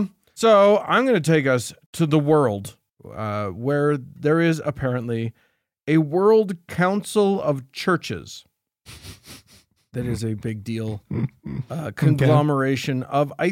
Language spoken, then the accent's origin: English; Romania; and I'm from Romania. It's too close to Russia.